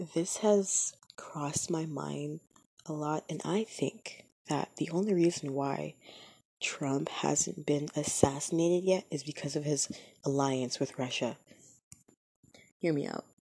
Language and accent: English; Canada; I am Canadian, but the United States is right there